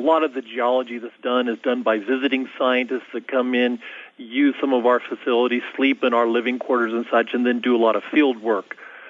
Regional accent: Kansas, United States; also born or lived in Virginia; now in Chino Valley, United States; I grew up in Kansas. In fact, I grew up on a farm in Kansas

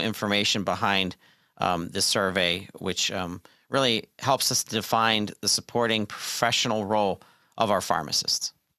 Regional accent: Pittsburgh, Pennsylvania, United States; University of Pittsburgh, uh, my hometown

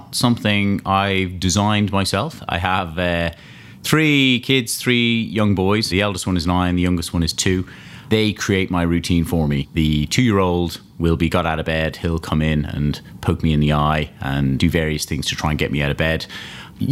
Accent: Malahide, Leinster, Ireland; moved away; I grew up in Dublin, a place called Malahide, just north of Dublin there

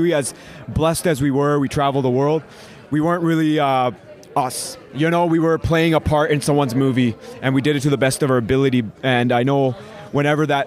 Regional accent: Canada; we love being Canadian. We love representing Canada.

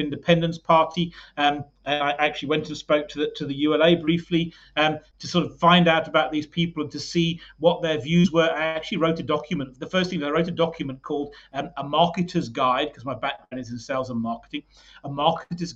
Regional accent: United Kingdom; now in South Africa; I'm British

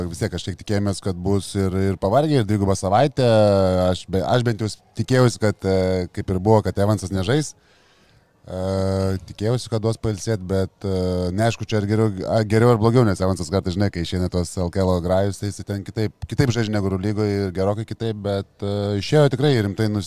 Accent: Lithuania; mes lietuviai

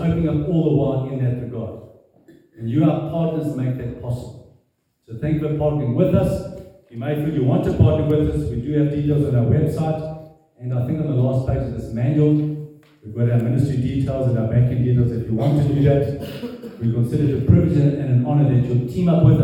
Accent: South Africa; I am born South African, but I'm not South African

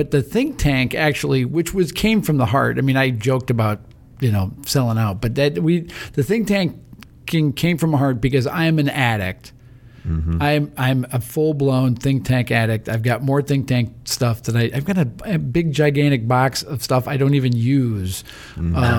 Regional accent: Chicago suburbs, Illinois, United States; Growing up in the Chicago suburbs

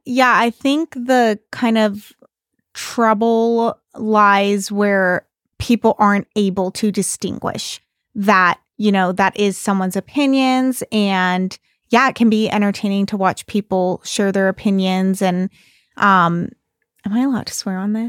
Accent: Bay Area, California, United States; moved away; I'm from the Bay Area

